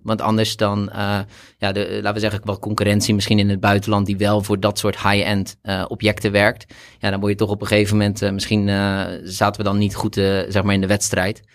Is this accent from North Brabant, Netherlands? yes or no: no; Rotterdam, South Holland, Netherlands; also born or lived in Delft; ik kom oorspronkelijk wel meer uit Rotterdam, maar heb gestudeerd in Delft